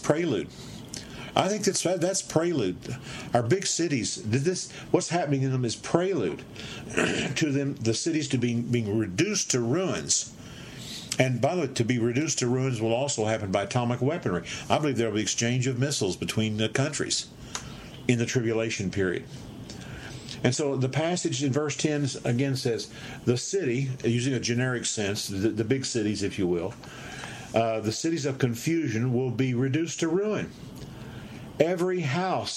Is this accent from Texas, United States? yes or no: yes; Dallas, Texas, United States; I was raised in Dallas, Texas, and what a peaceful, good city back in the 40s and 50s